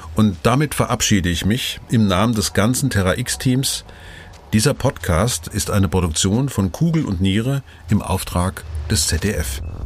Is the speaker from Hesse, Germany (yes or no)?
yes; Vogelsberg, Hesse, Germany; Ich komme ja aus dem Vogelsberg